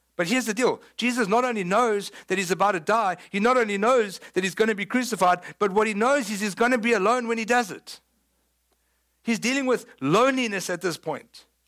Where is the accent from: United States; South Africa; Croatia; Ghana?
South Africa; moved away; People know I'm South African, right? I mean, I know you thought I was from West Texas. I'm not. Surprise, I'm from South Africa